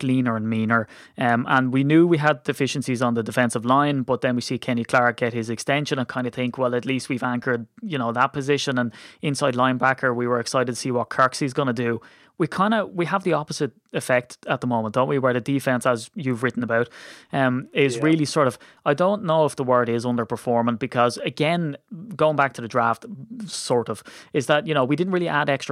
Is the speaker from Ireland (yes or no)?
yes; Ireland; I'm Irish